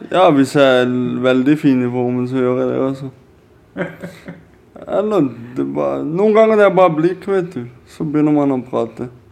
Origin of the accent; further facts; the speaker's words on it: Kristiansand, Agder, Norway; Vi er fra Kristiansand